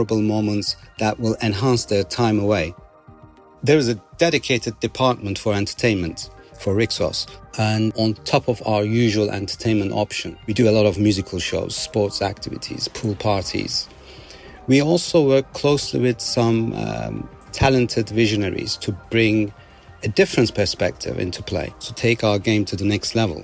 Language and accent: English; Istanbul, Turkey; moved away as an adult; now in Dubai, United Arab Emirates; I was born in Istanbul, Turkey, had spent my childhood traveling in the country with my family for years